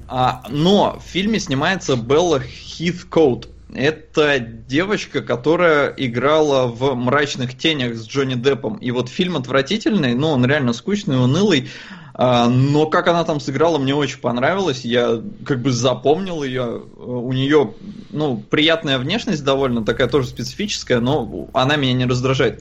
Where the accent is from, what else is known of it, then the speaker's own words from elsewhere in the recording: Estonia; я родился и вырос в Эстонии